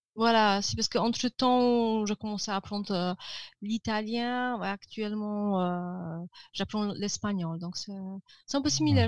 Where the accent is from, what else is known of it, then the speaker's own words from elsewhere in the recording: Żywiec, Silesian Voivodeship, Poland; French is a second language; now in Katowice, Poland; au sud de la Pologne, ma ville natale, Żywiec